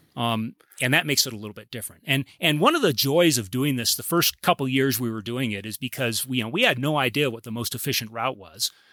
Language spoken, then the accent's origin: English; Claremont, California, United States; I grew up in Claremont, so this is hometown, Southern California.